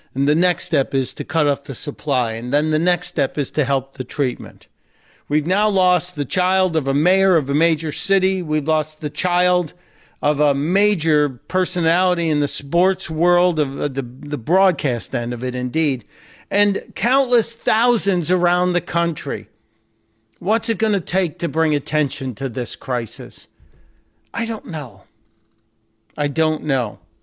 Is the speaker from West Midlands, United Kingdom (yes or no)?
no; Northern Ireland, United Kingdom; now in United States; coming from Northern Ireland, you have the choice of being uh, Irish or both